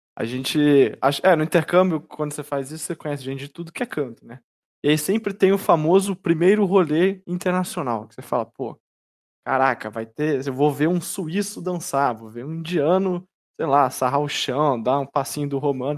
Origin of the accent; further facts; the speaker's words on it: Brazil; eu sou do Brasil